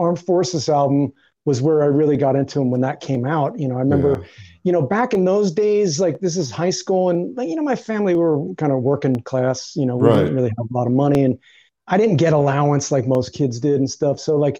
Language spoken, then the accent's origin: English; Northeast, United States; it's basically about the influences of growing up in the Northeast, sort of working class life in the Northeast.